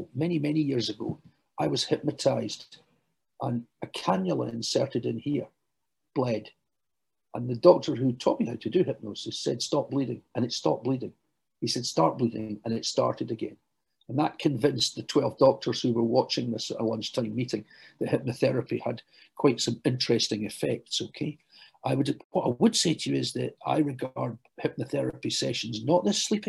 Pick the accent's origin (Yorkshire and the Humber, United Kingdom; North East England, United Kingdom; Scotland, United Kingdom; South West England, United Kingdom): Scotland, United Kingdom; Glasgow; now in London, United Kingdom; I know you can tell from my accent, although I work in London, I hail from Glasgow